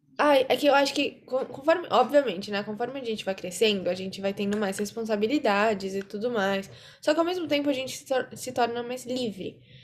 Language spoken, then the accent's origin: Portuguese; São Paulo, Brazil; also born or lived in Campinas; eu nasci em São Paulo, só que eu morei uma época em Campinas